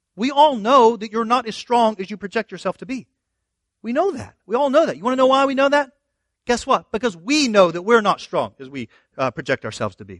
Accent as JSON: {"language": "English", "region": "the South", "country": "United States", "said": "I'm from the South"}